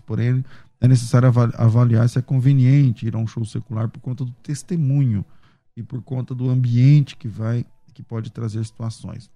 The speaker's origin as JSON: {"language": "Portuguese", "region": "Mato Grosso", "country": "Brazil", "said": "eu sou do Mato Grosso"}